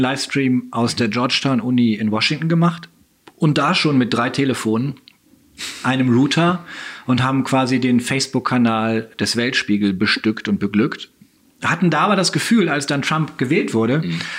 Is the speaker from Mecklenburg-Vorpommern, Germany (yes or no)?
no; Oldenburg, Lower Saxony, Germany; Schülerzeitung zu machen ähm, in Oldenburg, schon an der Orientierungsstufe, in der fünften Klasse